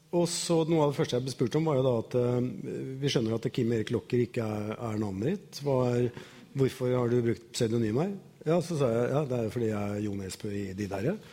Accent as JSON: {"language": "Norwegian", "town": "Bømlo", "region": "Vestland", "country": "Norway", "tie": "born there", "said": "Jeg ble født på Bømlo."}